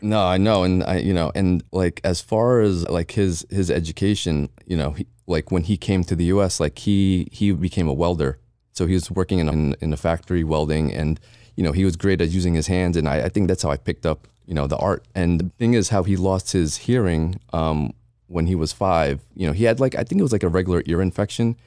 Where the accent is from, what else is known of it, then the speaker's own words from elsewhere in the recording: Jersey City, New Jersey, United States; moved away as an adult; also born or lived in Philippines / Edison, New Jersey; now in Las Vegas, United States; Jersey when I was two, so I, I grew up in Jersey